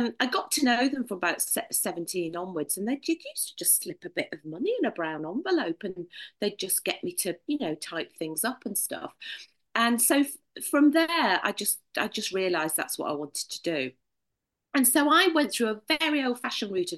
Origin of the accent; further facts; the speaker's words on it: Prescot, North West England, United Kingdom; accent: northern; moved away as an adult; also born or lived in London; now in Sevenoaks, United Kingdom; as you'll tell by my accent, I'm a northerner.